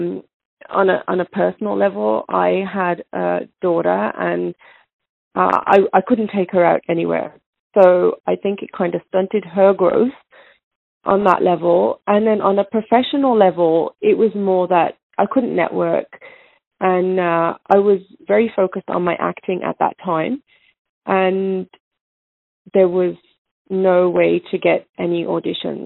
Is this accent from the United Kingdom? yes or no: yes; England, United Kingdom; I was born in England. My parents are both Indian